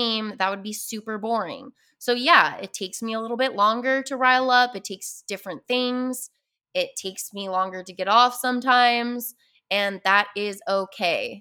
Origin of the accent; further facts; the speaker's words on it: Utah, United States; I grew up in Utah